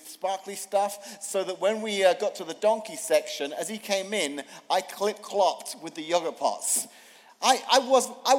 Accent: England, United Kingdom; moved away; growing up in England, in grade school, we used to do these things called nativity plays

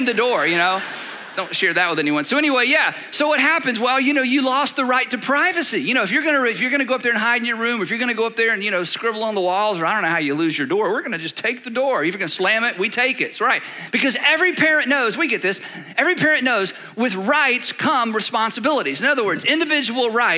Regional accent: United States; that's how we think as Americans

